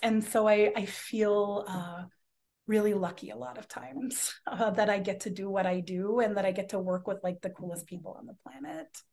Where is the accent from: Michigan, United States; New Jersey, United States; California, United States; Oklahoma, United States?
California, United States; Los Angeles; moved away as an adult; now in Minnesota, United States; I'm originally from Los Angeles, and, um, growing up in California